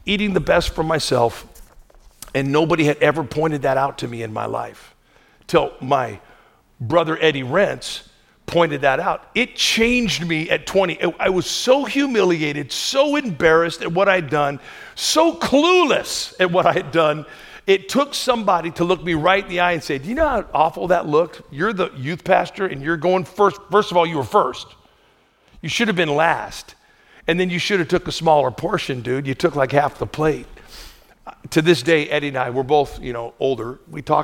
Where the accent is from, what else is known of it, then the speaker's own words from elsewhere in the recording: the Northwest, Pacific Northwest, United States; I grew up in the Northwest, lots of rain, lots of weeds.